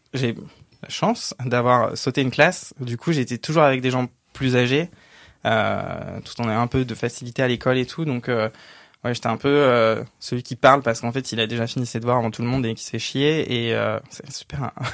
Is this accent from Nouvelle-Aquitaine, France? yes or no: no; a village north of Cergy, Île-de-France, France; J'ai grandi dans un petit village, vraiment un tout petit village de 800 habitants, un peu au nord de Cergy